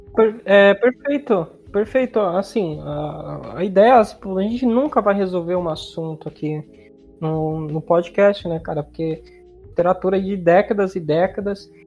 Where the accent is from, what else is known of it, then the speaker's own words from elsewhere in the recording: interior of Ceará, Brazil; uma maneira de cearense falar, do cearense do interior, de onde eu venho